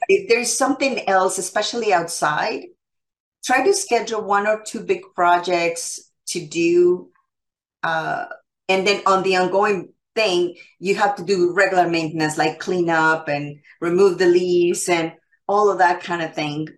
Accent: Canada; I am Canadian

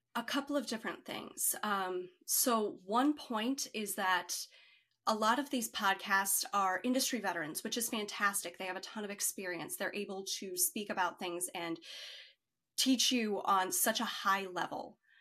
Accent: Chicago, Illinois, United States; I grew up in Chicago

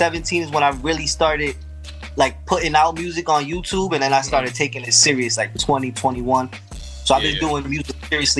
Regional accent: New York City, New York, United States; I'm from right here, South Bronx. I'm in Brook Ave, right in Brook Ave by 138.

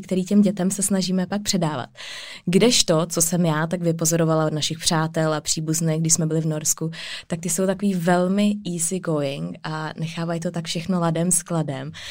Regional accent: Czechia; jsme my Češi jako rodiče

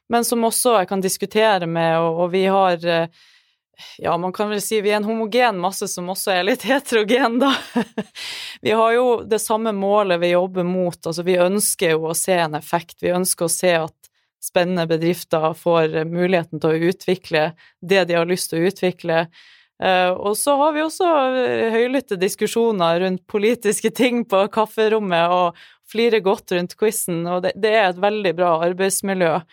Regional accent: Trøndelag, Norway; Så jeg, jeg, ja, jeg er trønder

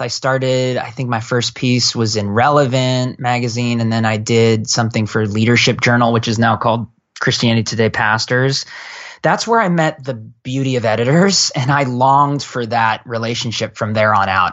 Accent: Portland, Oregon, United States; moved away as an adult; also born or lived in San Francisco Bay Area; now in Bay Area, United States; I come from Portland, Oregon. I'm a Northwest kid.

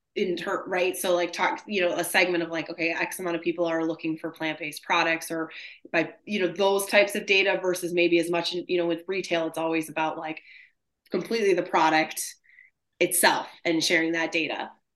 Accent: Michigan, United States; I'm from Michigan too.

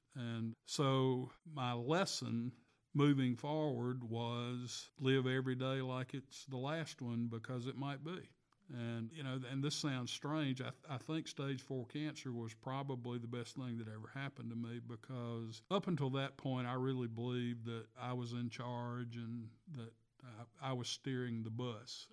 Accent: Philadelphia, Mississippi, United States; Philadelphia, my hometown

